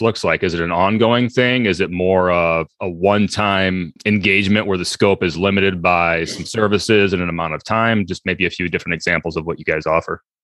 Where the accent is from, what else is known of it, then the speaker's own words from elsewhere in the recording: Iowa, United States; moved away; I grew up as a kid in a very, uh, rural part of Iowa